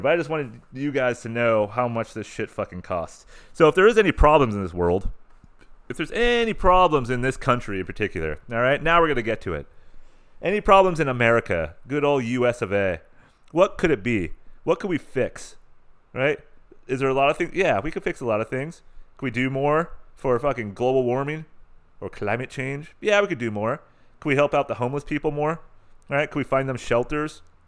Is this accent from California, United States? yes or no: yes; San Diego, California, United States; I'm from San Diego